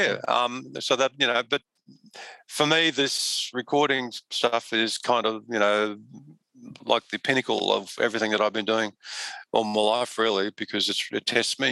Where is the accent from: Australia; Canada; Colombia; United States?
Australia; I'm an Aussie